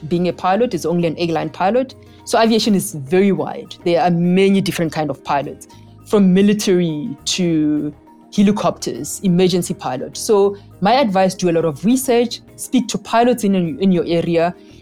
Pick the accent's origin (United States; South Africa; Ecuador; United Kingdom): South Africa; also born or lived in Cape Town; I grew up during apartheid in South Africa, where I had limited career choices